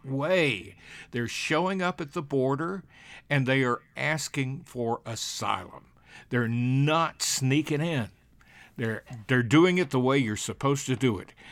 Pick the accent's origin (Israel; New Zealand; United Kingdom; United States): United States; Alabama; born or raised there